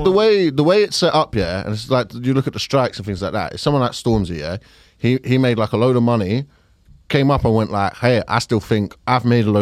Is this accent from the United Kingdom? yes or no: yes; Fulton Heath, London, United Kingdom; I grew up in Fulton Heath, but I wouldn't say that I'm working class.